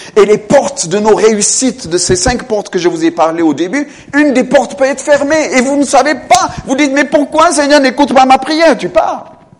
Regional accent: France; moved away; en tant qu'un homme qui vient de France, même si je ne suis pas d'origine française en soi, en tant que Français

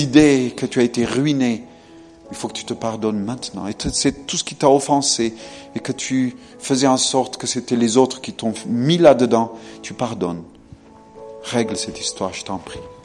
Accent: France; moved away; en tant qu'un homme qui vient de France, même si je ne suis pas d'origine française en soi, en tant que Français

